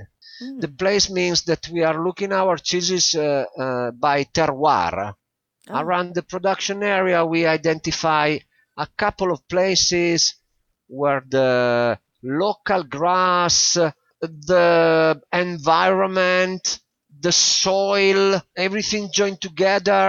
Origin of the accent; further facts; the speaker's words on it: Italy; in my country